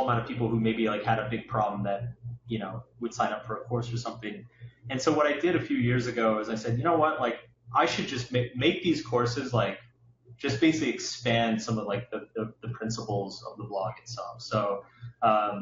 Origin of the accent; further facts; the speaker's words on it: Austin, Texas, United States; now in New York, United States; I grew up in Austin